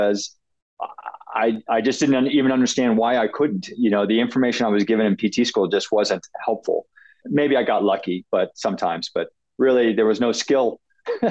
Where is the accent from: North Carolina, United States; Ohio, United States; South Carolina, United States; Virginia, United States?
Ohio, United States; now in Colorado, United States; I grew up in Ohio on a farm